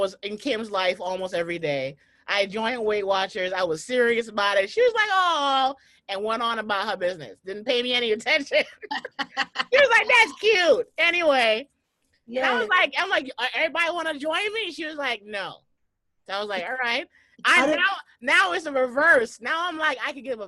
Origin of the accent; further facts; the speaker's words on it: New York City, New York, United States; I'm a New Yorker